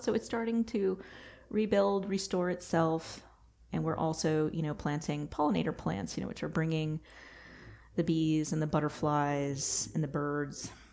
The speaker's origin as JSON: {"language": "English", "region": "Texas", "country": "United States", "moved": "yes", "lives_now": "North Carolina, United States", "said": "I'm from Texas."}